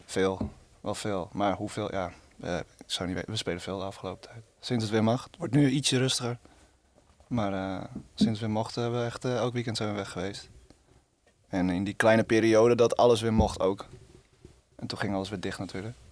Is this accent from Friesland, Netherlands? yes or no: yes; Friesland, Netherlands; now in Rotterdam, Netherlands; Ik kom uit Friesland. Ik woon in Rotterdam